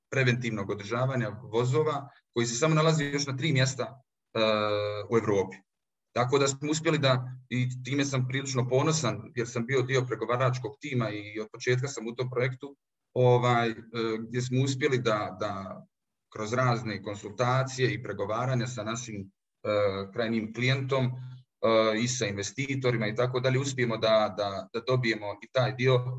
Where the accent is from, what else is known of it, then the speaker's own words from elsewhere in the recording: Zenica, Federation of Bosnia and Herzegovina, Bosnia & Herzegovina; pošto sam rođen u Zenici, i odrastao željezara